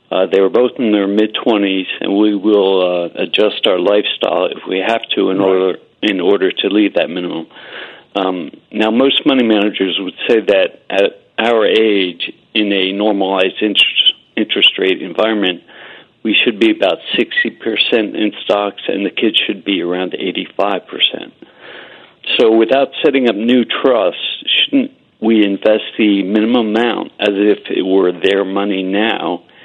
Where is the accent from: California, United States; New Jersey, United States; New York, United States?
New Jersey, United States; Summit; also born or lived in Plymouth Meeting, Pennsylvania; now in Virginia, United States; I'm from Virginia. I was born in Plymouth Meeting, and I was actually raised in Summit.